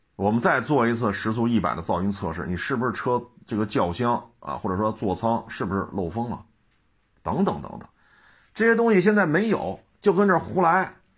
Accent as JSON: {"language": "Chinese", "country": "China", "said": "我们中国人"}